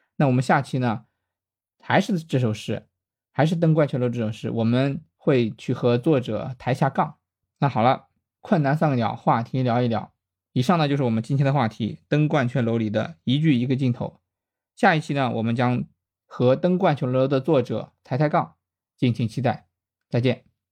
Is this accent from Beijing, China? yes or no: no; Shandong, China; 作为一个山东人